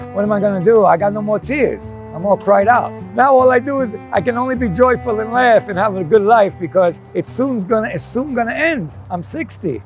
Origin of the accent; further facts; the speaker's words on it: New York, United States; moved away; I grew up in New York, grew up in Queens